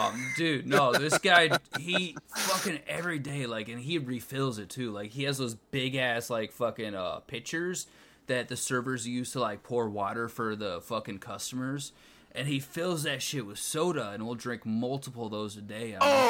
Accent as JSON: {"language": "English", "region": "Wisconsin", "country": "United States", "said": "Because I'm from Wisconsin."}